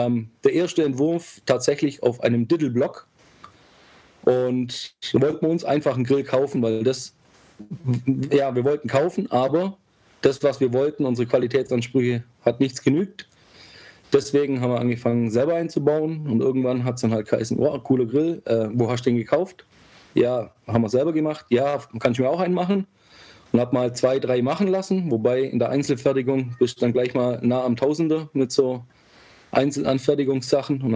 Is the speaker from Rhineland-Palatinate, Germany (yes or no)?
no; Ulm, Baden-Württemberg, Germany; ich bin 37, ich komme aus Ulm, wie du schon gesagt hast, drei Kinder, verheiratet, kleines Häuschen. Wir leben acht Kilometer südlich von Ulm, ein bisschen auf dem Land